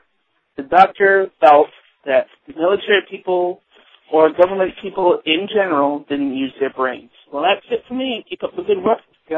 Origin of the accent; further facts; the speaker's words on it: Massachusetts, United States; I'm from Massachusetts.